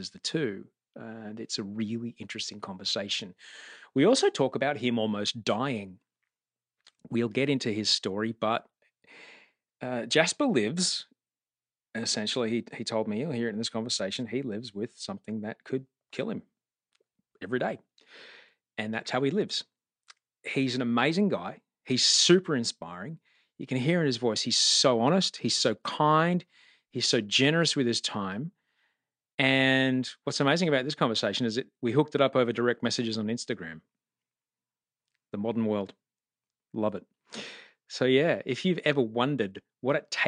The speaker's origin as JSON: {"language": "English", "town": "Brisbane", "region": "Queensland", "country": "Australia", "tie": "born or raised there", "said": "growing up in Brisbane, where I grew up"}